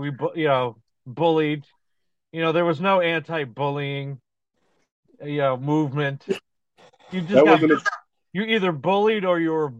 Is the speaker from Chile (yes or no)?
no; Scotia, New York, United States; when I grew up in Scotia